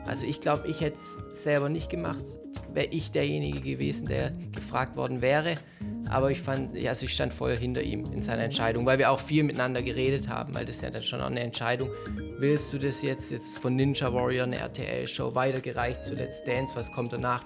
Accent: Stuttgart, Baden-Württemberg, Germany; wir kommen beide aus Möhringen

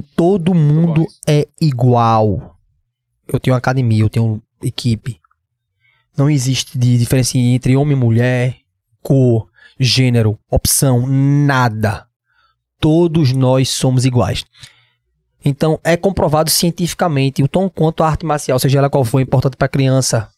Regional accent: Recife, Pernambuco, Brazil; Eu sou de Recife, eu sou de Pernambuco

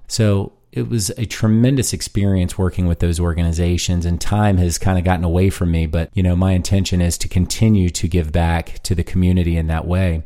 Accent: Fredericksburg, Virginia, United States; also born or lived in Washington, D.C. / Harrisonburg, Virginia; I was born in D C forty-some odd years ago. I grew up in Fredericksburg, Virginia, an hour south of Washington, D C.

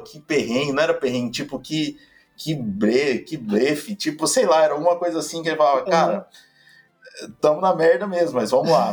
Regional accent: Palmas, Tocantins, Brazil; moved away as an adult; now in São Paulo, Brazil; Eu sou de Palmas, Tocantins

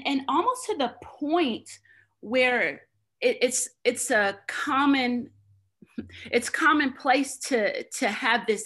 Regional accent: Oklahoma, United States; moved away as an adult; also born or lived in Hawaii; We are both from Oklahoma

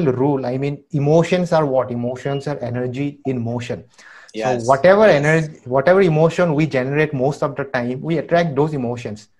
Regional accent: Sivasagar, Assam, India; I'm from Sipsagar.

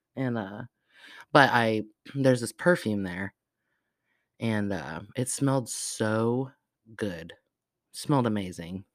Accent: Arizona, United States; moved away; I was not born in Arizona, I was raised in Arizona

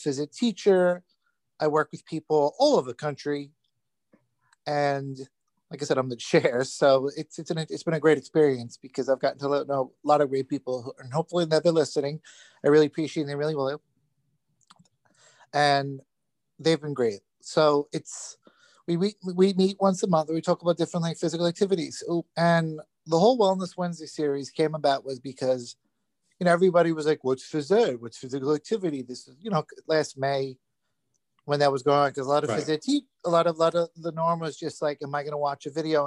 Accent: Long Island, New York, United States; also born or lived in Queens, New York; I was born in Queens, grew up in Long Island.

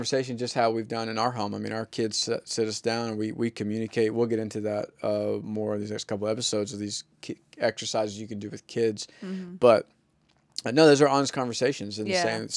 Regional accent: the South, United States; I'm from the South

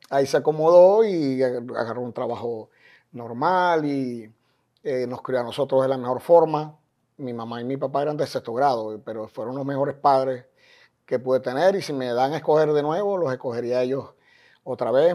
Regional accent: Maracaibo, Zulia, Venezuela; moved away as an adult; now in Miami, United States; como decimos en Maracaibo

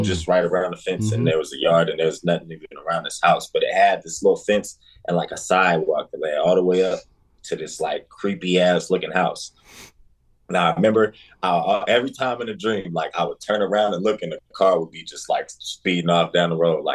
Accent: Denver, Colorado, United States; now in Des Moines, United States; born and raised in Denver, Colorado, currently based in Des Moines, Iowa.

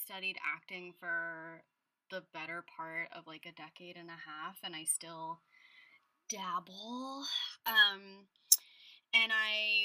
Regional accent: Los Angeles, California, United States; moved away as an adult; also born or lived in New York; I'm from Los Angeles, and I spent 10 plus years in New York. And then when I moved back to LA in 2018

